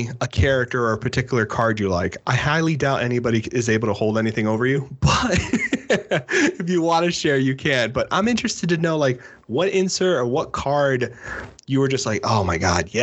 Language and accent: English; Miami, Florida, United States; now in North Carolina, United States; I'm originally from Miami, Florida